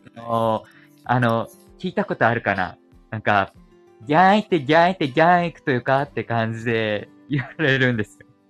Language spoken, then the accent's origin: Japanese; Kumamoto, Japan; accent: Kumamoto dialect; 僕は結構熊本県民ですけれども